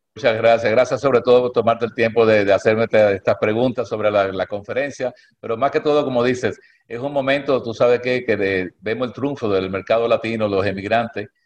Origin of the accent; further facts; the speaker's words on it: Cuba; now in United States; yo nací en Cuba